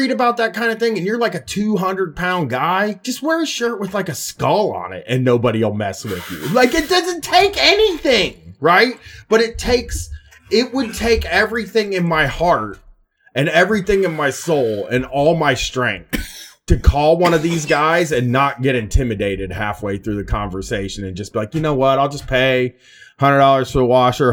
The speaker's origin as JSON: {"language": "English", "town": "Columbus", "region": "Ohio", "country": "United States", "said": "I'm from South End people"}